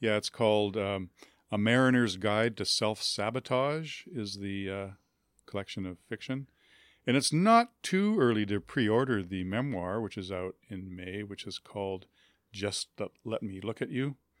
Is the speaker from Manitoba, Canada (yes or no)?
yes; Winnipeg, Manitoba, Canada; I grew up in Winnipeg